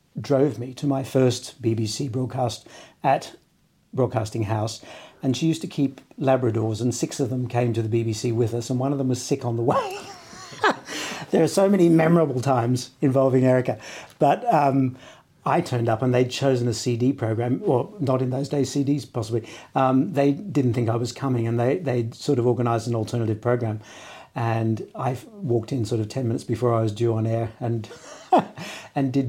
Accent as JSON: {"language": "English", "town": "Brisbane", "region": "Queensland", "country": "Australia", "tie": "born or raised there", "moved": "yes", "lives_now": "London, United Kingdom", "said": "When I grew up in Brisbane"}